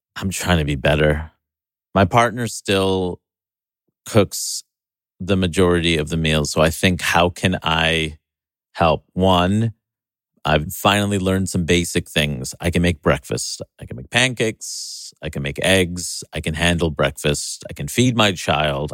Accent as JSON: {"language": "English", "town": "New York City", "region": "New York", "country": "United States", "tie": "born or raised there", "said": "in my hometown"}